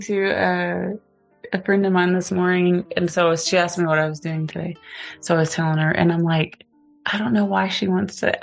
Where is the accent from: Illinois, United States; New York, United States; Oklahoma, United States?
Oklahoma, United States; Gans; moved away; I was born in Gans, Oklahoma